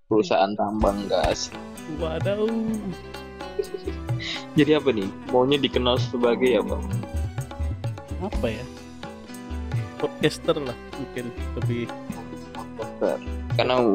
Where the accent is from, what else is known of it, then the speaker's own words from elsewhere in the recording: Bayan, West Nusa Tenggara, Indonesia; born there; saya lahir di Bayan Lombok Barat dulu ya namanya sebelum ganti Lombok Utara